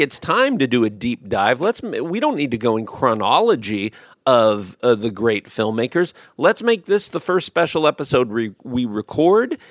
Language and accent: English; United States; my obviously being American